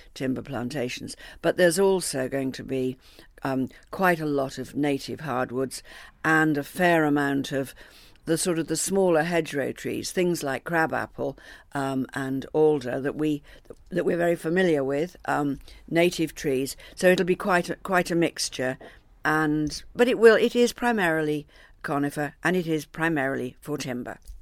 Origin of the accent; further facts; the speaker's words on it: New Forest, South East England, United Kingdom; I come from the New Forest